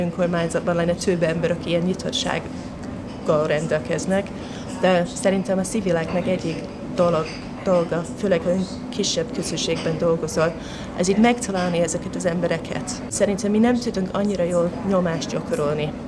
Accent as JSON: {"language": "Hungarian", "region": "Scotland", "country": "United Kingdom", "second_language": "Hungarian", "moved": "as an adult", "lives_now": "Hungary", "said": "Én Skót vagyok."}